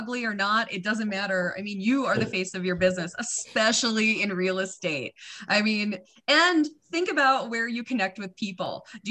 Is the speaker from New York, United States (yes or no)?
no; North Dakota, United States; moved away; You know, I grew up in North Dakota. So after I have usually a couple drinks, that accent comes out real thick.